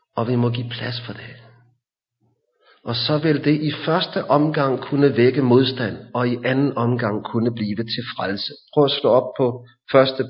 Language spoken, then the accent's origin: Danish; Hillerød, Capital Region of Denmark, Denmark; Da jeg var barn i Hillerød